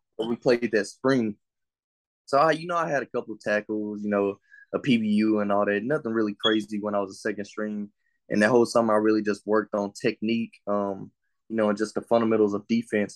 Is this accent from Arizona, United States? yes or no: no; Longview, Texas, United States; also born or lived in Henderson, Texas / New London, Texas; I was born and raised, um, in Longview, Texas, and then I moved to Henderson, Texas